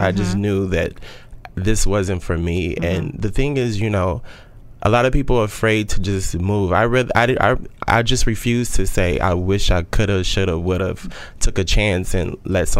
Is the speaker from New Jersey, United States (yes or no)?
no; Austin, Texas, United States; moved away as an adult; now in New York City, United States; I'm originally from Austin, Texas. And in Austin, I was in the medical field